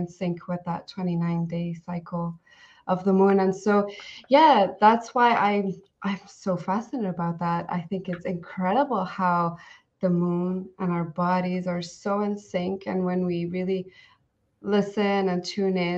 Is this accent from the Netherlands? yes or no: no; Belgium; I'm from Belgium.